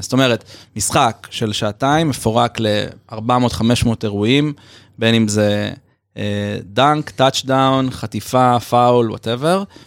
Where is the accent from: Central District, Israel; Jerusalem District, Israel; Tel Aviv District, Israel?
Tel Aviv District, Israel; Tel Aviv; אז גדלתי בתל אביב